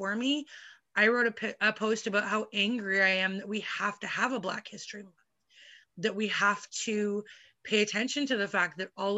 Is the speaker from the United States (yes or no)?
no; Vancouver, British Columbia, Canada; I would go to Vancouver, which is close to where I live